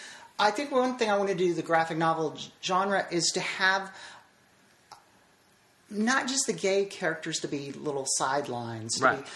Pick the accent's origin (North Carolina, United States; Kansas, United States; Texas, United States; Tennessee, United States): Tennessee, United States; Nashville; Nashville, Tennessee.